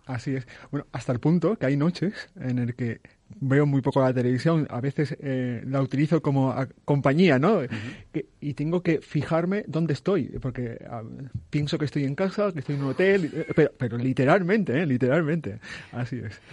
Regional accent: Spain; also born or lived in Ciudad Real; soy un español más

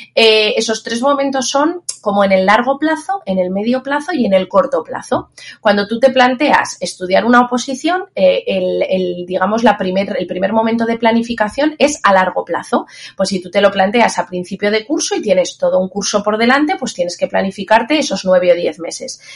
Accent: Zaragoza, Aragon, Spain; also born or lived in Castilla-La Mancha; luego ya me vine a mi tierra, yo soy de Zaragoza

